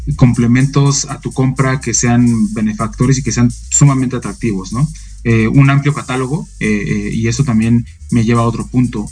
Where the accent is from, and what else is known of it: Mexico